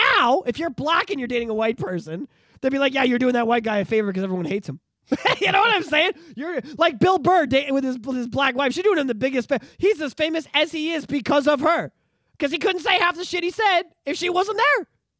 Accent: Oshawa, Ontario, Canada; This was the year that, like, I grew up in Oshawa and I loved it and I was very attached to it, you know, and it was, it molds you, you know?

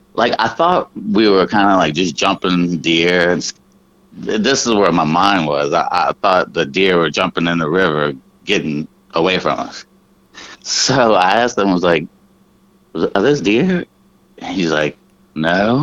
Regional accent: New Orleans, Louisiana, United States; I was raised in New Orleans

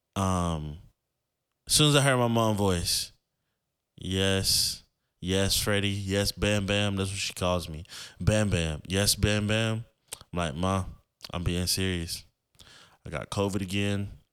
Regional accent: Florida, United States; I grew up in Florida

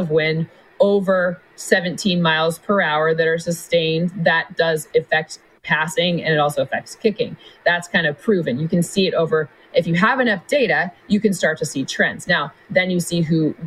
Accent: Michigan, United States; when I was a little girl growing up in Michigan

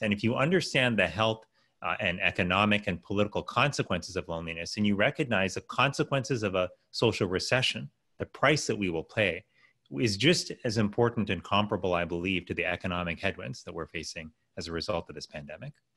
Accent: Miami, Florida, United States; I was raised in Miami, Florida.

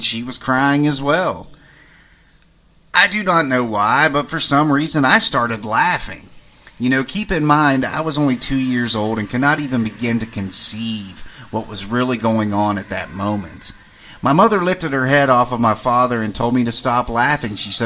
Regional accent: western Maryland, United States; moved away as an adult; My hometown was buried in the mountains of western Maryland

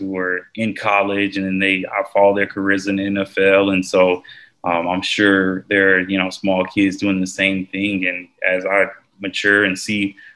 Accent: Georgia, United States; I went to Georgia and I'm from Georgia

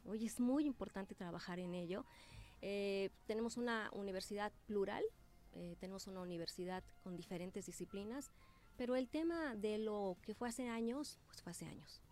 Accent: Morelos, Mexico; Yo me he formado ahí, soy una morelense y una venada que se ha formado ahí

